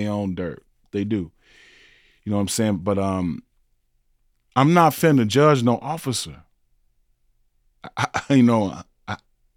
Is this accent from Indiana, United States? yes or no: yes; South Bend, Indiana, United States; I grew up in Indiana, South Bend, Indiana, Notre Dame